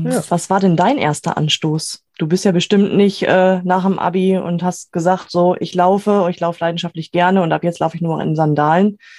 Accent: Bielefeld, North Rhine-Westphalia, Germany; wir kommen ja nun mal aus Region Bielefeld

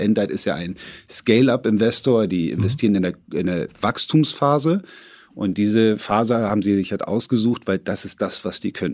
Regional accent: Hamburg, Germany; also born or lived in London; ich komme aus Hamburg

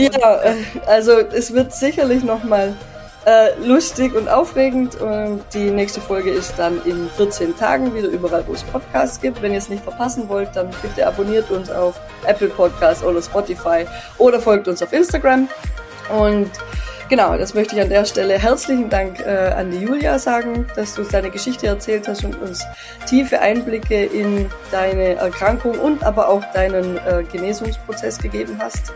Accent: Tyrol, Austria; bei uns in Tirol

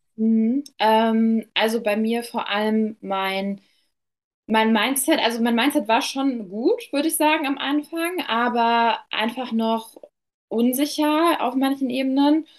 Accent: near Dortmund, North Rhine-Westphalia, Germany; komme aus der Nähe von Dortmund

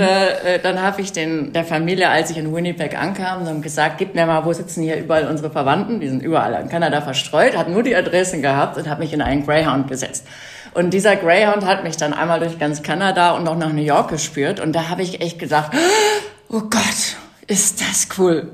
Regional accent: North Rhine-Westphalia, Germany; Ich bin auf dem Bauernhof groß geworden in Westfalen

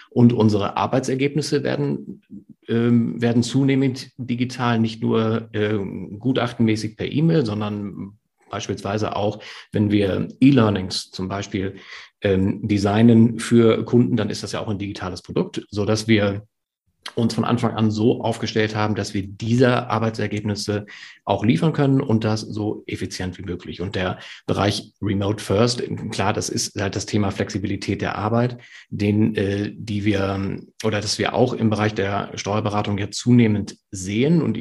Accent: Lower Saxony, Germany; Friese, ich, äh, ich trinke ausschließlich nahezu Tee

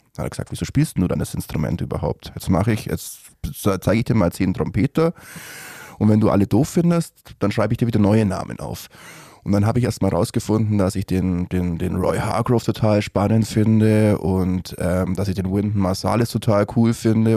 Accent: Gersthofen, Bavaria, Germany; ich bin in Gersthofen aufgewachsen

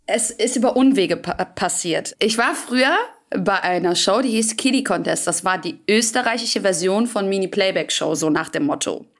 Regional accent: Büsbach, North Rhine-Westphalia, Germany; Ich saß in Büsbach, das ist mein Heimatort, wo ich herkomme

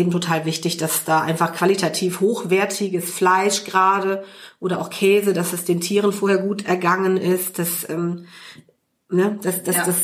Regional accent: Cologne, North Rhine-Westphalia, Germany; Also ich bin äh, hier groß geworden, äh, bin seit meinem zweiten Lebensjahr Nippes, äh, gebürtige Kölnerin.

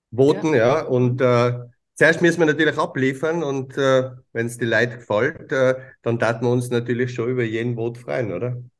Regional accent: Tyrol, Austria; bei uns in Tirol

